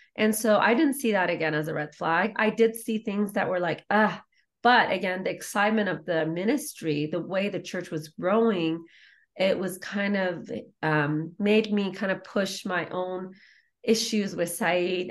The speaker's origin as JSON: {"language": "English", "country": "Iran", "tie": "born or raised there", "moved": "yes", "said": "I was raised in war in Iran"}